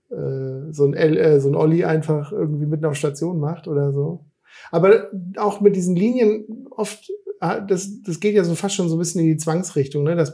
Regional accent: Hesse, Germany; Ich bin ja aus dem Darmstädter Raum äh, eigentlich

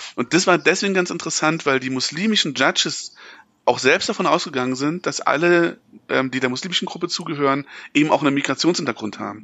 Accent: East Germany, Germany; als Ostdeutscher

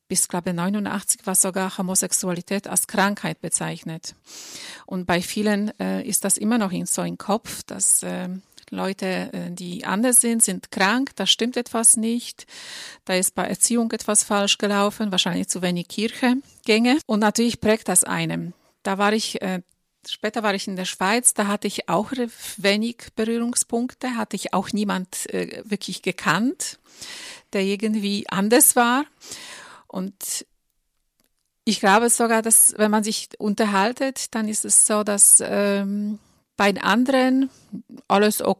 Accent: Poland; moved away as an adult; now in Germany; Ich bin in Polen geboren und aufgewachsen und seit meinem 19. Lebensjahr lebe ich im Ausland. Schon mittlerweile sind es 27 Jahre, davon die letzten zehn Jahre in Deutschland.

